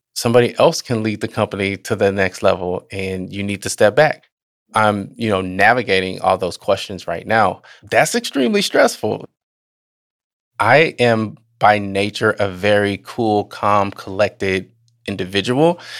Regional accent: Southern Illinois, United States; also born or lived in Chicago, Illinois; She moved us to Southern Illinois, and that's where I grew up

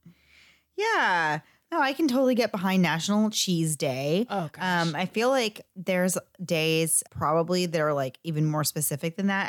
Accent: Florida, United States; we are from Florida

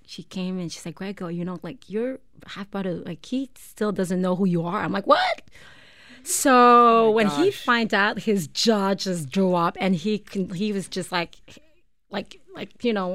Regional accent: Montreal, Quebec, Canada; English is a second language; moved away as an adult; also born or lived in Bangkok, Thailand; now in Toronto, Canada; Yeah, because I'm from Montreal. Yeah, you were raised in Montreal.

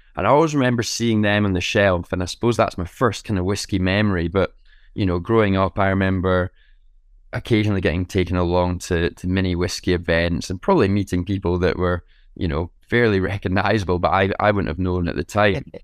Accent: Scotland, United Kingdom; being Scottish, having a, a, a family that's steeped in whiskey history

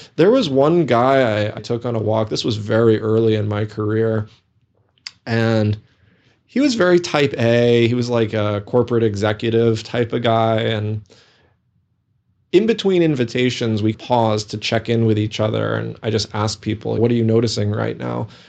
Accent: New England, United States; moved away; also born or lived in Minnesota; I grew up in New England, so I also have a deep affinity for the forests and the mountains

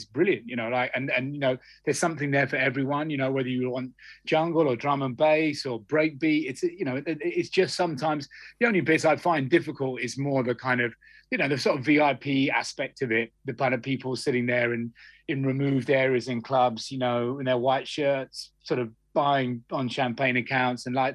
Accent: Cambridge, East of England, United Kingdom; I grew up in Cambridge

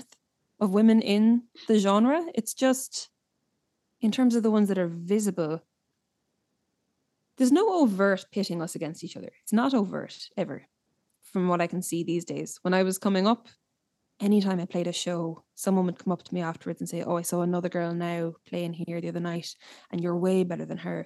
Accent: Ireland; growing up in Ireland

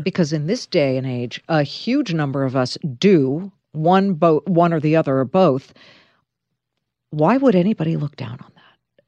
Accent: Beverly Hills, California, United States; downtown Beverly Hills, my hometown

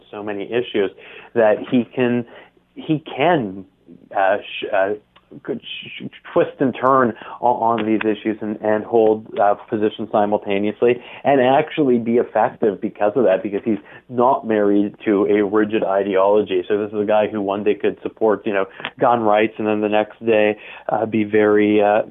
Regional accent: Canada; also born or lived in Toronto; I'm a Canadian as well, obviously, as you announced, being based in Toronto

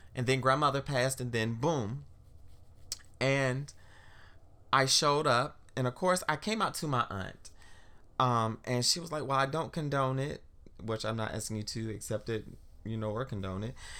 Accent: South Carolina, United States; now in Washington, D.C., United States; growing up in South Carolina

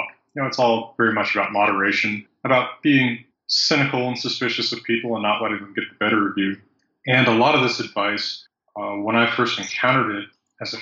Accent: Wyoming, United States; moved away; I'm from Wyoming, and that's America's Iceland.

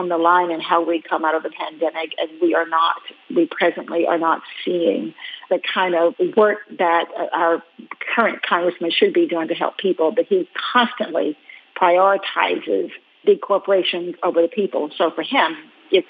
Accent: Willisville, Arkansas, United States; I grew up in Arkansas, but I grew up in a tiny little town in Arkansas, Willisville, 152 people

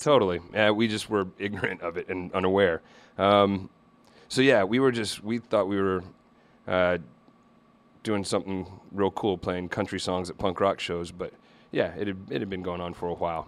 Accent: Little Rock, Arkansas, United States; I grew up in Little Rock, Arkansas

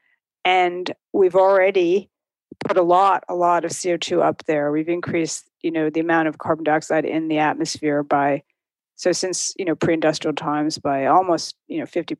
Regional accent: outside New York City, United States; also born or lived in Berkshires, Massachusetts; now in Williamstown, United States; I grew up outside New York City, but I live in the Berkshires and have for 25 years

